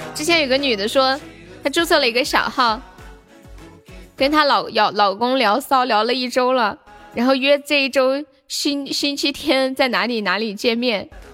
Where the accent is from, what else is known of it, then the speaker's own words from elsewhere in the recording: Sichuan, China; accent: Sichuanese; 我们四川话是这么说，叫肉馍馍